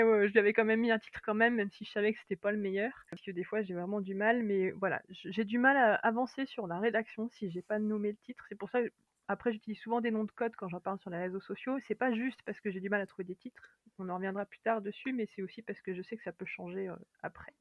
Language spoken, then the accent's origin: French; France; accent: French; mon accent français